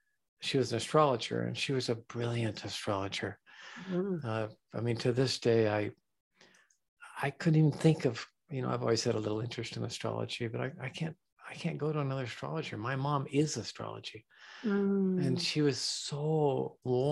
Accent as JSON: {"language": "English", "town": "San Diego", "region": "California", "country": "United States", "tie": "born or raised there", "said": "I was born in San Diego"}